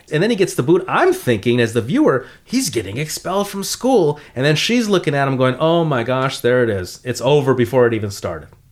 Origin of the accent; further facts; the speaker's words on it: Los Angeles, California, United States; I grew up in the San Fernando Valley